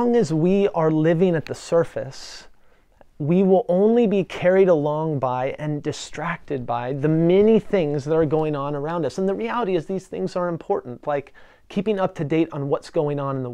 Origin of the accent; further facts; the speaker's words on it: Western Washington, United States; I grew up in Western Washington, Washington State